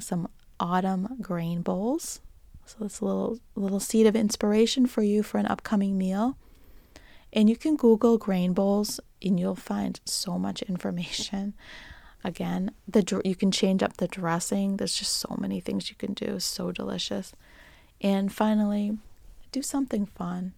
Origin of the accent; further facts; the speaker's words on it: Boston, Massachusetts, United States; accent: Boston; my Boston accent